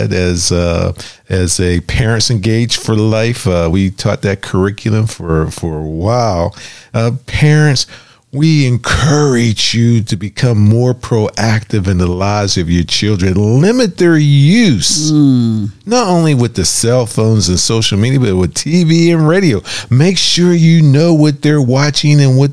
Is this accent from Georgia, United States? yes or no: no; Florida, United States; moved away; also born or lived in Tallahassee, Florida; we are from Florida